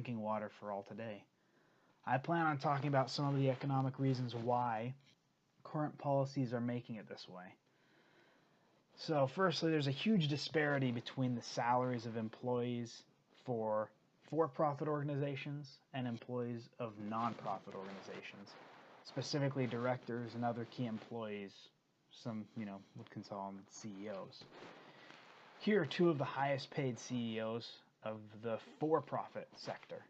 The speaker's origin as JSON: {"language": "English", "town": "Provo", "region": "Utah", "country": "United States", "tie": "born or raised there", "said": "my hometown of Provo, Utah"}